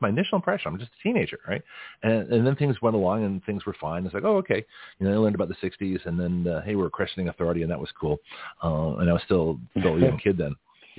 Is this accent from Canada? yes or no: yes; Canada; also born or lived in Australia / United States; I grew up in Canada, Australia, and the United States.